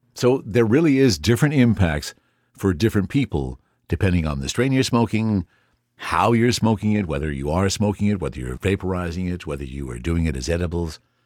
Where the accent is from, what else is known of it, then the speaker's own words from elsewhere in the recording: Canada; As a Canadian